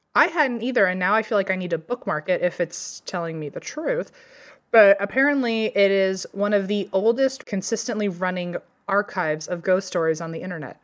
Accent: Virginia, United States; growing up in Virginia

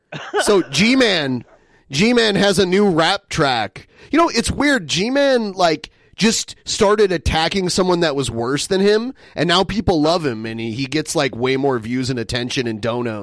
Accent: Rust Belt, United States; moved away; I was born in the Rust Belt, continent. But I got out of the Rust Belt.

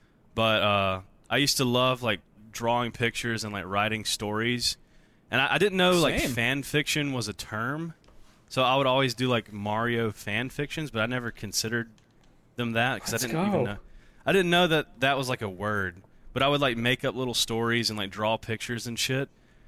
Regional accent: the South, United States; Arthur, sorry, I'm from the South.

